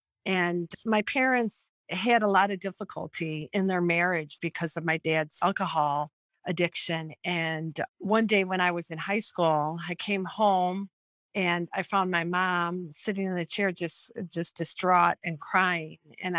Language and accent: English; Royal Oak, Michigan, United States; So I was born and raised in Royal Oak, Michigan.